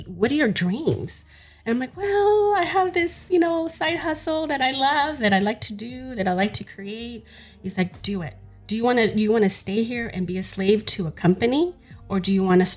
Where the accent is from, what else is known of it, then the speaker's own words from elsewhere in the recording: Los Angeles, California, United States; I grew up in South Central Los Angeles.